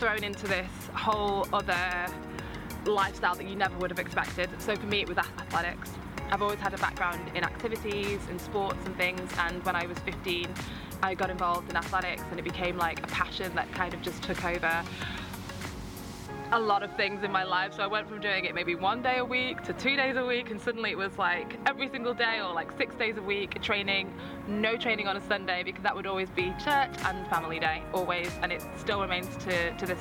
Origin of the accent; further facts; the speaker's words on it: United Kingdom; I am from Britain. My parents are from Nigeria.